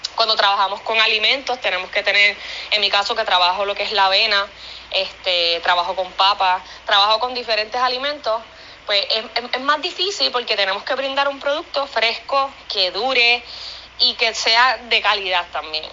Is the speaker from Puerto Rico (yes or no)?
yes; Puerto Rico; somos boricuas emprendiendo y haciendo todo con el sudor de nuestra frente